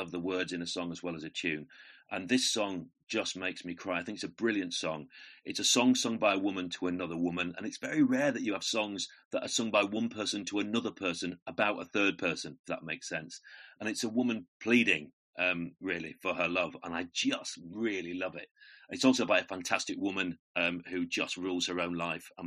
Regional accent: Yorkshire and the Humber, United Kingdom; accent: northern; moved away as an adult; also born or lived in London; now in St Albans, United Kingdom; as you can probably tell from my vowel sounds, I'm a northern lad, I'm a Yorkshire lad

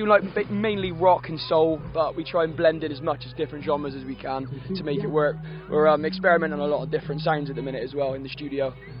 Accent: Bristol, South West England, United Kingdom; We come from Bristol

